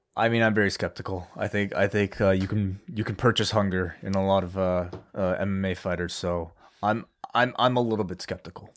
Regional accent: Canada; the country that I'm from

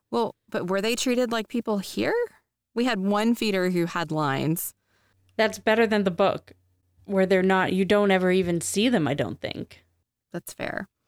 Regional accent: United States; I'm American

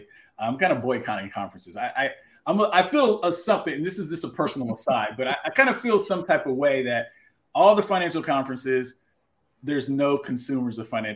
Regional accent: Texas, United States; That's my home state

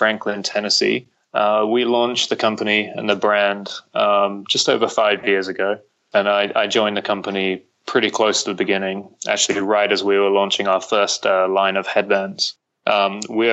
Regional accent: London, United Kingdom; moved away as an adult; now in Nashville, United States; I'm originally from the UK. I'm from London.

